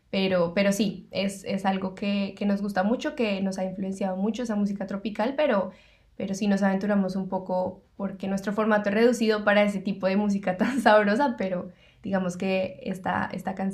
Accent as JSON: {"language": "Spanish", "region": "Bogotá", "country": "Colombia", "moved": "as an adult", "lives_now": "Melbourne, Australia", "said": "nosotros nos conocimos en Colombia, actualmente estamos viviendo en Melbourne, Australia. Ambos somos de Bogotá, la capital de Colombia."}